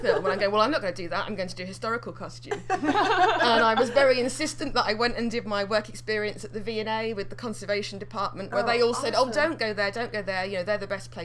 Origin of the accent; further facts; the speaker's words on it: England, United Kingdom; I'm being English now